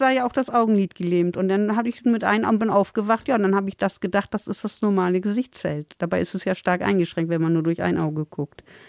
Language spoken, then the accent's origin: German; Bremen, Germany; born or raised there; also born or lived in Lindheim (birthplace, uncertain ASR)